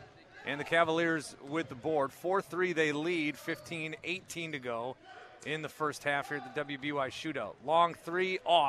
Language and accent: English; Fond du Lac, Wisconsin, United States; I'm from Fond du Lac